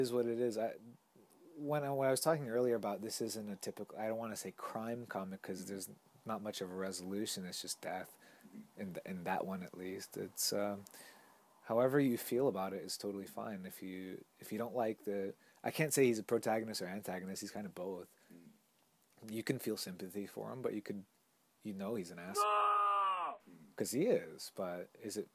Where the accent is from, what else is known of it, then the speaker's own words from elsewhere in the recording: United States; now in Tokyo, Japan; we're all from the States here